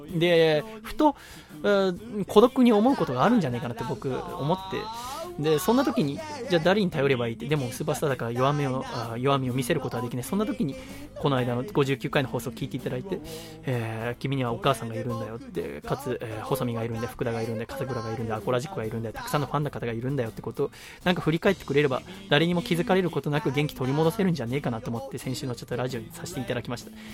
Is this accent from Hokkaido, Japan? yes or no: no; Yokohama, Kanagawa, Japan; 私は生まれも育ちも横浜の人間ですから